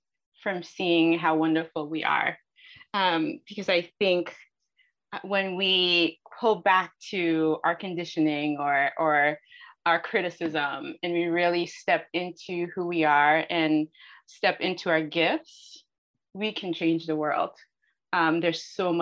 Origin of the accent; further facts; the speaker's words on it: New York City, New York, United States; I grew up in New York City.